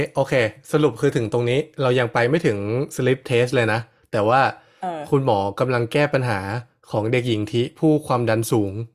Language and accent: Thai; Lopburi, Thailand; กูเกิดที่นั่นนะเว้ย